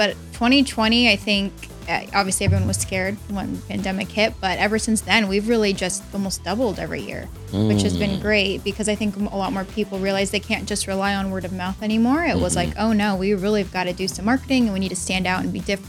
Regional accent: Bay Area, California, United States; I'm from the Bay Area.

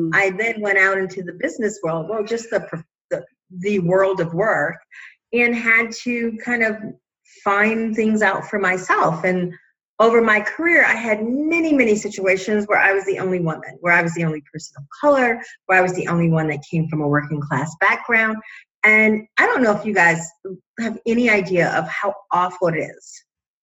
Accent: Chicago, Illinois, United States; I am from Chicago originally, a lower middle class family.

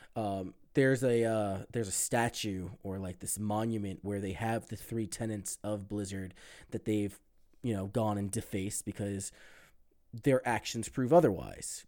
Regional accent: United States; speaking as an American

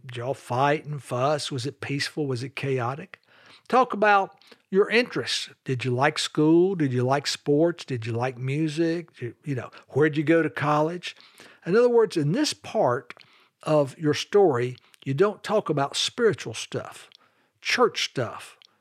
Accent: Charlotte, North Carolina, United States; also born or lived in Greensboro, North Carolina; I grew up in Charlotte, North Carolina with dad, mom, and one younger sister

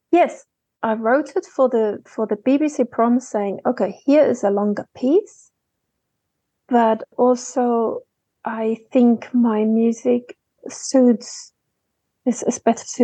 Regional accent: Germany; Between Dresden and Berlin you know, Russia, not just what we know of Russia today, there were all these satellite uh, countries around it.

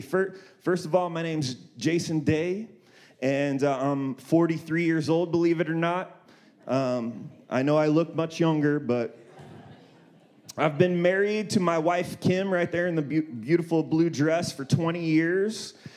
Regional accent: Columbus, Ohio, United States; moved away as an adult; now in Redlands, United States; I'm originally from Ohio, Columbus, Ohio. I lived there till I was 18

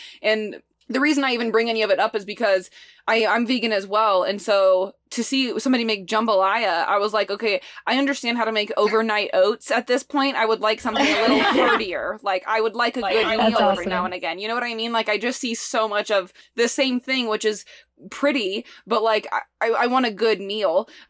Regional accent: Midwest, United States; Like I grew up in the Midwest. Well, that's all I know.

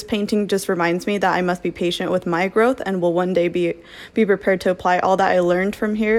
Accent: Orem, Utah, United States; I'm from Orem, Utah.

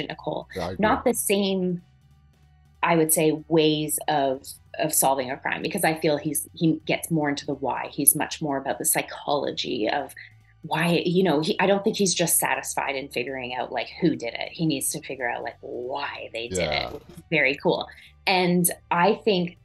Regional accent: an hour south of Montreal, Quebec, Canada; I grew up an hour south of Montreal

